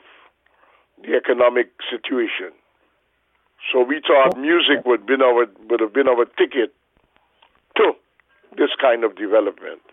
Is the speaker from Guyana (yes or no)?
yes; Georgetown, Demerara-Mahaica, Guyana; I'm from Georgetown, Guyana. I was born in Georgetown.